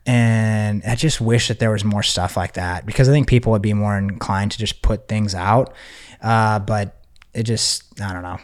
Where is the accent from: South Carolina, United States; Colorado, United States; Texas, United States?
Texas, United States; I'm from Texas